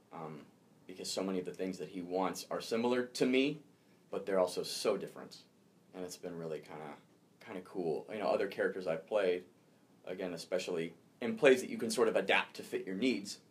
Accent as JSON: {"language": "English", "region": "Pacific Northwest", "country": "United States", "tie": "born or raised there", "also_born_or_lived": "Arkansas", "said": "I was born in Arkansas, so oh. it's been a while. You know, uh, I'm Pacific Northwest raised"}